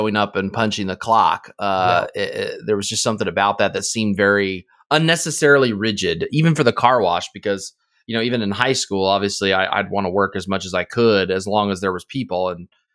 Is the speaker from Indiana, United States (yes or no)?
yes; Indiana, United States; born or raised there